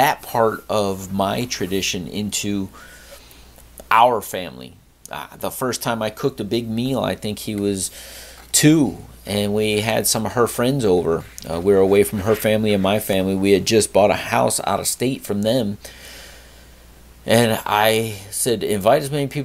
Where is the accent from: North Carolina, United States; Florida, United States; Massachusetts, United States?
Florida, United States; South; also born or lived in Connecticut; we moved to South Florida when I was a young lad